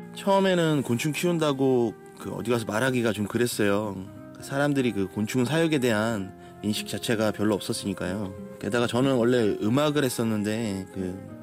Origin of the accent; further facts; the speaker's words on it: Jeolla, South Korea; moved away; 제 고향집이 시골이거든요. 전라도 쪽인데